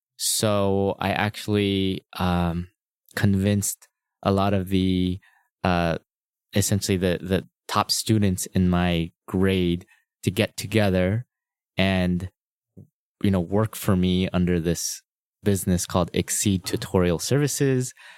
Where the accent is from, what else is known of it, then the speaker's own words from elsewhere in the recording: La Cañada Flintridge, California, United States; I'm a Los Angeles native. I was born and raised in Los Angeles. I, uh, grew up in La Cunada, which is near Pasadena and Glendale